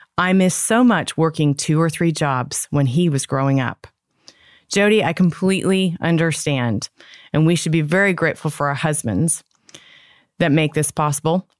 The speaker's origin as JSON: {"language": "English", "town": "Toronto", "region": "Ontario", "country": "Canada", "tie": "born or raised there", "moved": "yes", "said": "I grew up in Toronto, Canada"}